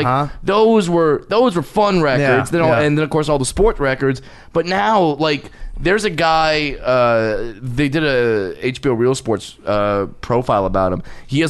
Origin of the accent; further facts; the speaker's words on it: Tyler, Texas, United States; Growing up in Tyler, Texas.